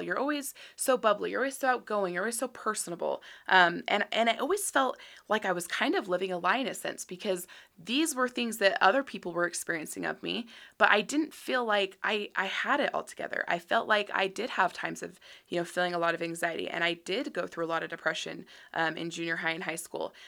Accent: Utah, United States; born and raised in Utah

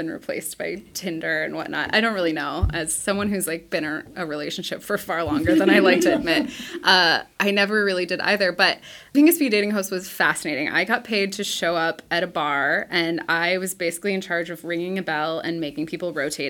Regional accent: Ohio, United States; moved away as an adult; also born or lived in Auburn, Alabama; now in Seattle, United States; I'm from Ohio and moved to Auburn to go to college

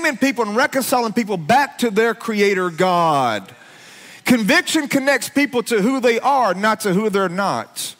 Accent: Alabama, United States; I grew up in Alabama

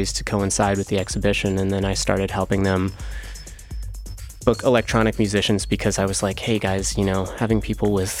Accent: Washington, District of Columbia, United States; also born or lived in New York; now in Berlin, Germany; I grew up in Washington, D.C.

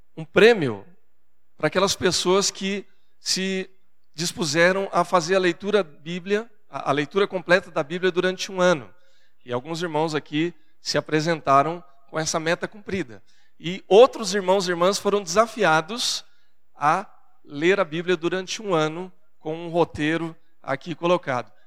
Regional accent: Brazil; accent: caipira; Porque eu sou caipira do interior e na minha casa, no meu lar, a, a gente vem de uma geração de pessoas do interior

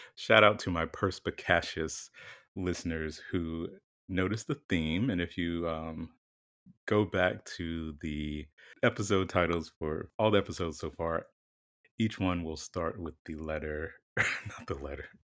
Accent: the South, United States; moved away; growing up in the South and, you know, all of my formative years

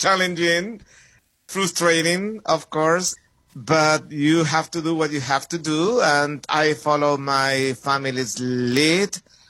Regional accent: Santiago, Santiago Metropolitan Region, Chile; moved away as an adult; also born or lived in New York City / Madison, Wisconsin; So you mentioned that I'm from Chile. I was raised and born in Santiago, Chile. Came to the States in the mid-90s. I was 25.

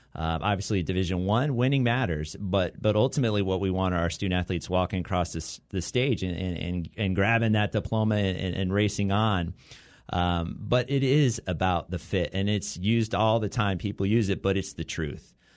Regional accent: Southern Orange County, California, United States; also born or lived in Santa Barbara; now in Long Beach, United States; growing up in Southern Orange County

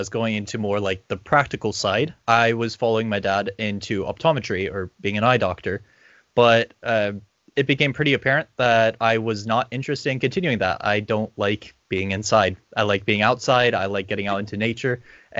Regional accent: Corpus Christi, Texas, United States; also born or lived in Ireland; now in New Zealand; I'm not originally from Aotearoa, New Zealand. I was raised in Texas in Corpus Christi. And then I lived in Ireland, and now I'm working here in Aotearoa, New Zealand.

